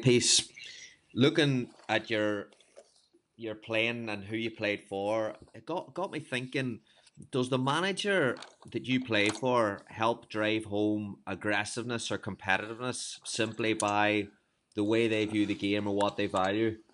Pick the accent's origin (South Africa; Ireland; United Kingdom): Ireland; as an Irishman